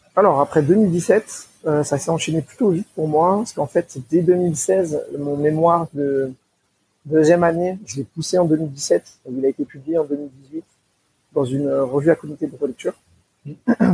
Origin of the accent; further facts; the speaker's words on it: Seine-Saint-Denis, Île-de-France, France; originaire d'Île-de-France en 93